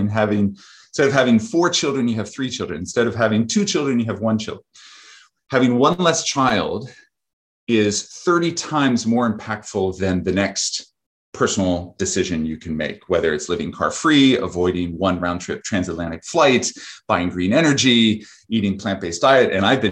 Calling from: Vermont, United States; I am speaking from Vermont, where I live on a farm.

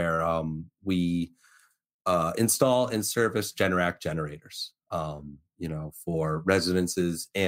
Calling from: West Hartford, Connecticut, United States; I am broadcasting live from West Hartford, Connecticut. I am currently at my house at the uh, command center, my second office, so the old home away from home.

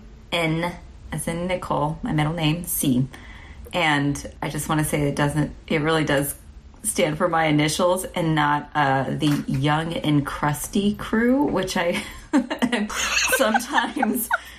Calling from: San Francisco, California, United States; And I'm calling in from San Francisco.

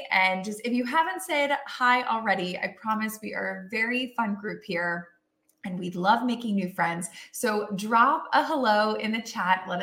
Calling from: Austin, Texas, United States; I'm coming in from Austin, Texas

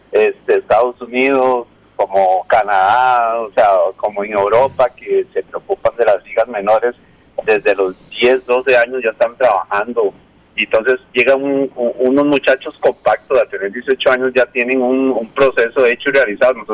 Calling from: Pavas, San José, Costa Rica; de Pavas.

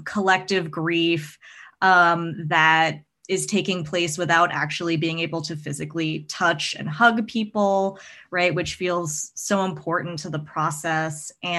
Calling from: Northampton, Massachusetts, United States; So I am Zooming in from Northampton, Massachusetts, which is on Pocumtuk and Nipmuc ancestral lands.

